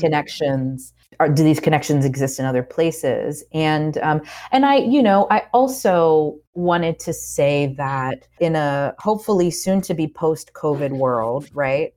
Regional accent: Georgia, United States; moved away as an adult; also born or lived in Puerto Rico / Oakland / New York; now in North Carolina, United States; I grew up in Georgia, but I live in North Carolina now.

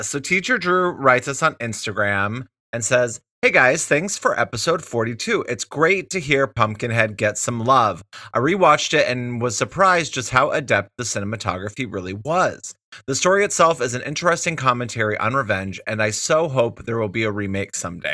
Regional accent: Wyoming, United States; moved away as an adult; also born or lived in Colorado; I'm from Wyoming originally

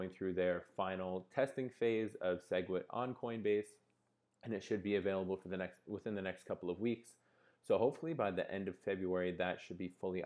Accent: Canada; I'm Canadian

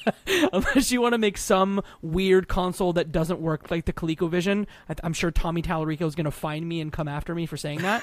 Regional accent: Detroit, Michigan, United States; I grew up across in Detroit, Michigan, two thousand eight, the Big Three. Like, I lived in a town that essentially did parts for the big three

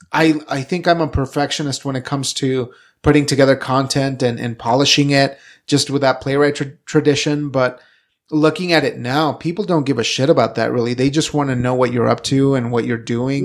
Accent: Evanston, Wyoming, United States; also born or lived in Casper, Wyoming; going from, from Evanston where we grew up to, to Casper

